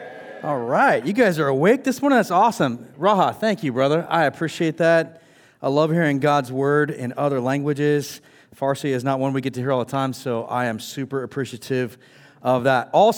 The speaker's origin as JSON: {"language": "English", "region": "California", "country": "United States", "said": "I come from Northern California. I come from Southern California. The one thing Northern California and Southern California, like specifically San Diego, have in common is their hate for LA, right?"}